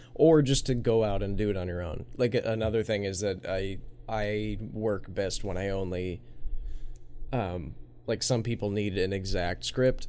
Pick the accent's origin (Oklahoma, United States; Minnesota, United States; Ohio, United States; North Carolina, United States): Minnesota, United States; growing up in Minnesota